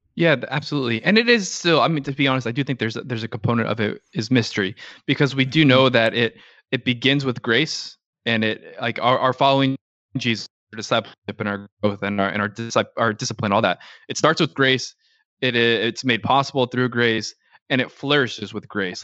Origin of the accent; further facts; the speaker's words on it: Orange County, Southern California, United States; I grew up in Southern California, so an Orange County kid